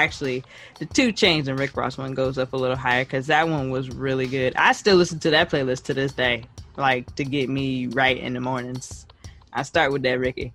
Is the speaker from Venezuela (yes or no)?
no; Jamaica; I'm Jamaican.